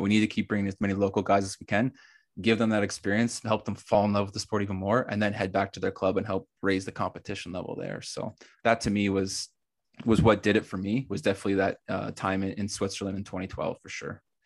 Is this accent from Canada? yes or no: yes; Canada; starting a club in my hometown and growing it to the level we've gotten it